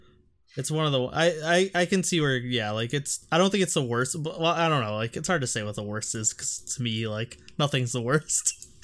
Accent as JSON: {"language": "English", "town": "Detroit", "region": "Michigan", "country": "United States", "tie": "born or raised there", "said": "growing up in Detroit and my parents listen to like Motown and stuff a lot"}